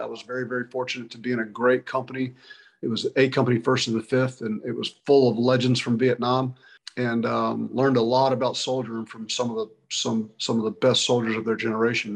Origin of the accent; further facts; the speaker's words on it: Brackettville, Texas, United States; moved away as an adult; I was a kid from West Texas, grew up in a little ranching community uh, near Del Rio, Texas. It was called Brackettville.